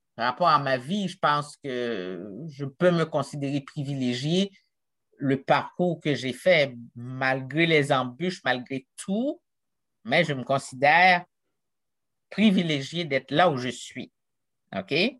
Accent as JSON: {"language": "French", "town": "Jacmel", "region": "Sud-Est", "country": "Haiti", "tie": "born or raised there", "also_born_or_lived": "Quebec, Canada", "moved": "as an adult", "lives_now": "Canada", "said": "d'où je suis partie, d'une petite ville de Jacmel, Haïti"}